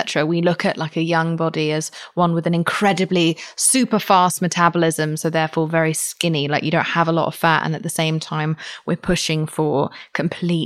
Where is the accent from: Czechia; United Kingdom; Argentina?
United Kingdom; I'm British.